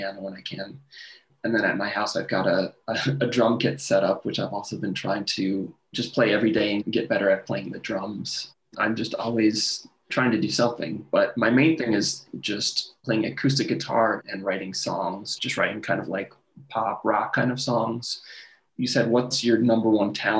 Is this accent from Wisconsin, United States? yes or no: yes; Milwaukee, Wisconsin, United States; moved away; I'm from Wisconsin, from Milwaukee area.